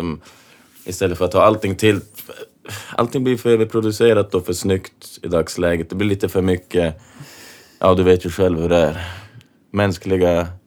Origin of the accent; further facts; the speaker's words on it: Kiruna, Norrbotten County, Sweden; jag är från Kiruna